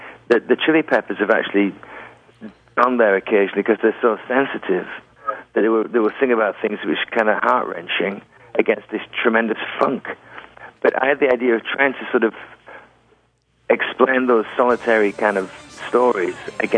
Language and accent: English; England, United Kingdom; I'm English.